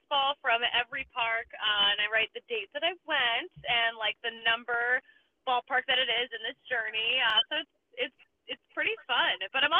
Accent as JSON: {"language": "English", "town": "Philadelphia", "region": "Pennsylvania", "country": "United States", "said": "I'm from Philly."}